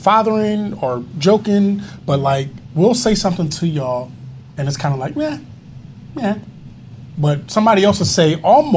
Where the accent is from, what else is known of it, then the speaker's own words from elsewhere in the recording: Atlanta, Georgia, United States; moved away; I grew up in Atlanta